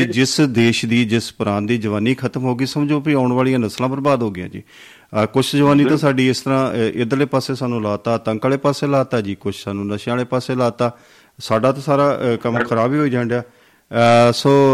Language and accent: Punjabi; Punjab, India